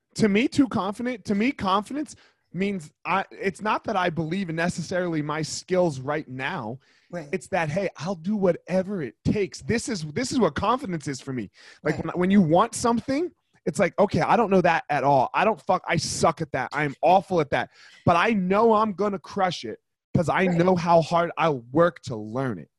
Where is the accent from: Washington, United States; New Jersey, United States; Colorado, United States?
New Jersey, United States; I grew up in New Jersey, which is like yeah. one of the worst states